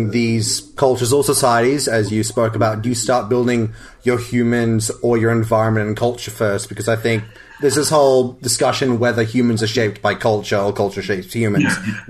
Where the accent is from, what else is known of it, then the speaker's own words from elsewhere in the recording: Australia; as an Australian